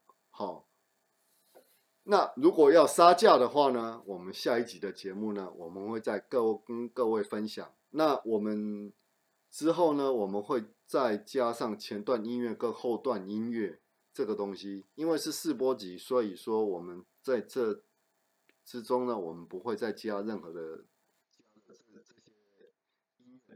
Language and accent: Chinese; southern Taiwan, Taiwan; also born or lived in Taichung; 对我我我是台中小孩，然后我是在南部长大的，所以这个天气对我来说还是很冷的。